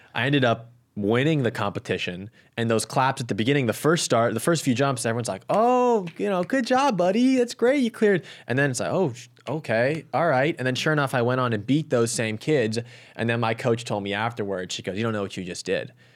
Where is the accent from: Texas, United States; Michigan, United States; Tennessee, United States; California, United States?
California, United States; Los Angeles; my hometown, home city, at L A twenty-eight